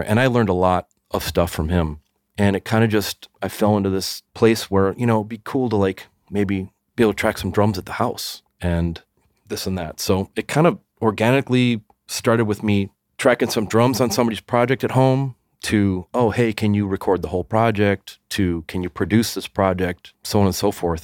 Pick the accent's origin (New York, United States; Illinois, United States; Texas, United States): Illinois, United States; Evanston; born or raised there